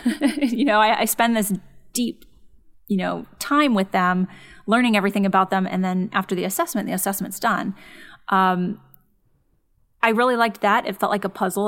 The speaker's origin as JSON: {"language": "English", "town": "San Dimas", "region": "California", "country": "United States", "tie": "born or raised there", "said": "grew up in San Dimas, which is, um, suburb of L"}